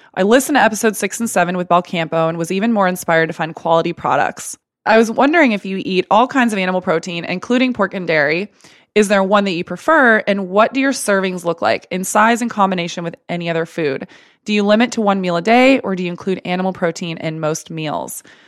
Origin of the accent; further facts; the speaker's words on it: Texas, United States; I grew up in Texas and we had steak Sunday every Sunday, as Texans